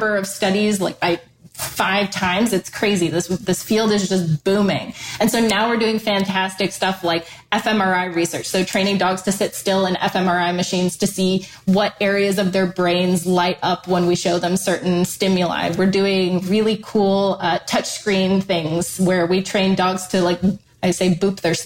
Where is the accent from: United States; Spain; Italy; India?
United States; Ann Arbor, Michigan; moved away; I'm from the Ann Arbor area